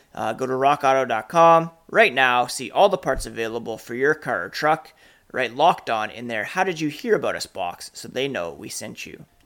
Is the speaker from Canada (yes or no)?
yes; Canada; I'm Canadian